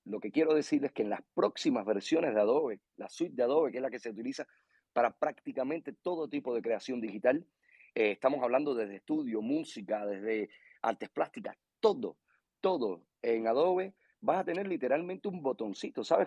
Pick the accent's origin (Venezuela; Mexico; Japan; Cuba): Cuba; soy de Cuba